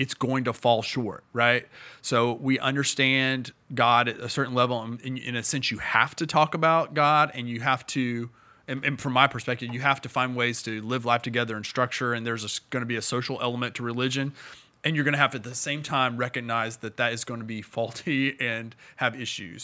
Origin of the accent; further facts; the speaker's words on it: Indiana, United States; now in Bowling Green, United States; I'm from Indiana